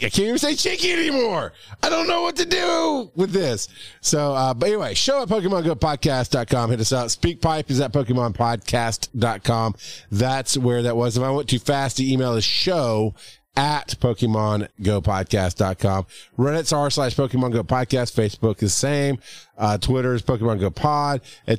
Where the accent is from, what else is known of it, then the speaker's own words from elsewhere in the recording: Westchester, New York, United States; And I'm from Westchester.